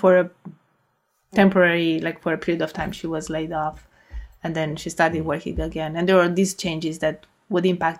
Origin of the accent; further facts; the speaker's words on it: Romania; moved away as an adult; the high school that was best in math and my hometown